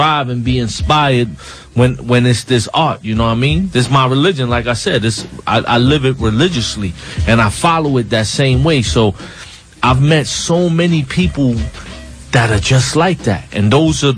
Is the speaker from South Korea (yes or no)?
no; New York City, New York, United States; I'm from Brownsville. I know everybody who's from Brownsville.